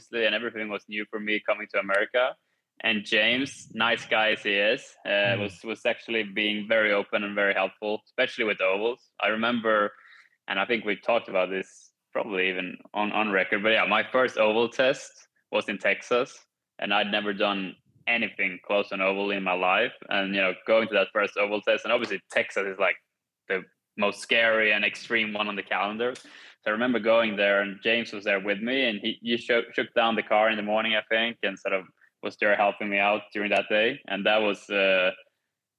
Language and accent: English; Kumla, Örebro County, Sweden; now in United States; growing up in Sweden